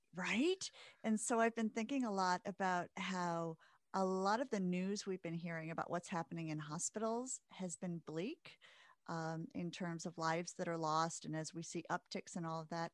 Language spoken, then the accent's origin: English; Midwest, United States; growing up in the Midwest